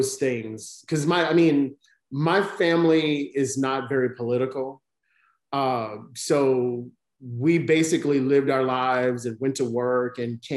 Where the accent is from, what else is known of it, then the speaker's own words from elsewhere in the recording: the South, United States; I live in the South, I was raised in the South, I live in the South now